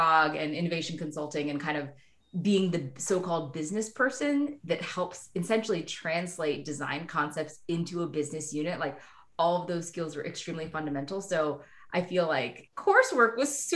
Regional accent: Kansas, United States; moved away as an adult; growing up in Kansas, everyone is really, really nice

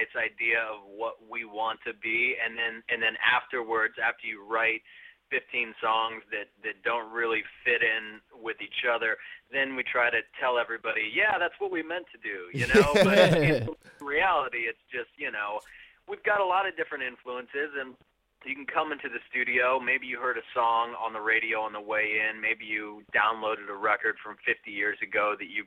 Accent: Las Vegas, Nevada, United States; growing up in Las Vegas and being in that sort of local music scene

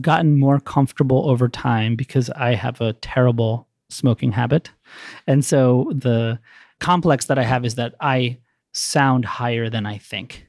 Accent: Maryland, United States; also born or lived in San Francisco; now in Chicago, United States; I grew up in Maryland, and I currently stay in Pilsen.

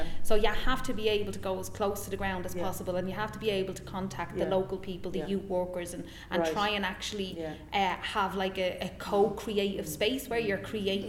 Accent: Tallaght, Leinster, Ireland; I'm from Talla.

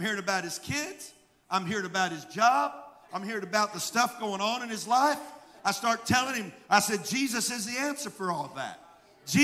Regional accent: Mississippi, United States; I'm from Mississippi

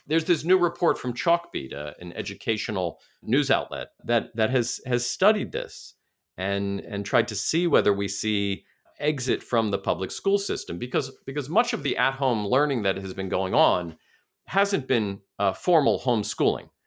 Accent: New York City, New York, United States; my hometown, Brooklyn, New York

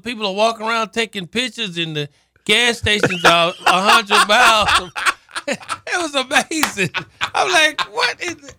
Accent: Columbia, Tennessee, United States; That's deep in the country. I'm from Columbia, Tennessee, RD.

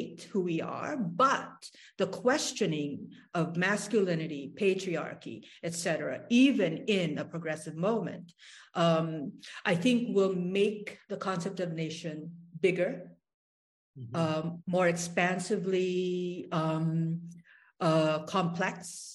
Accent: Tacloban, Eastern Visayas, Philippines; I grew up on Juan Luna Street in Tacloban

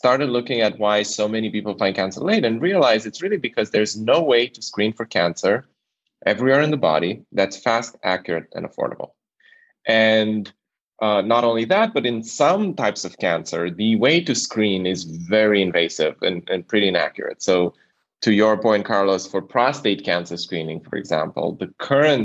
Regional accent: Romania; I come from Romania

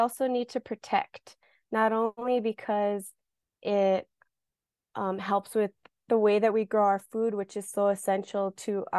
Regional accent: New Mexico, United States; I am from New Mexico for as long as my family remembers, on both sides, my father's and mother's side. This is the land that I know

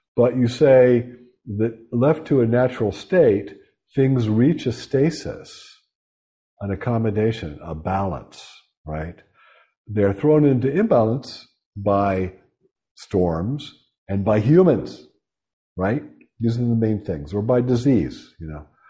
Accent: Pittsburgh, Pennsylvania, United States; moved away

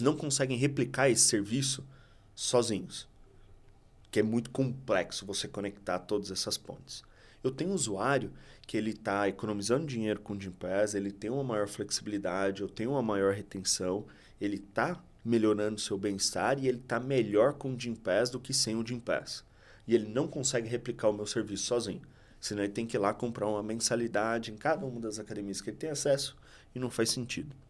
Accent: interior of Minas Gerais, Brazil; now in São Paulo, Brazil; eu sou do interior de Minas

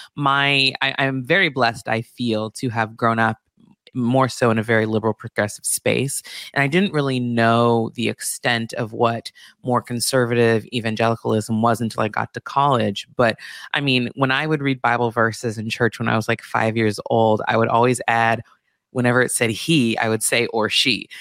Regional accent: Santa Barbara, California, United States; also born or lived in Beverly Hills; I grew up in Santa Barbara

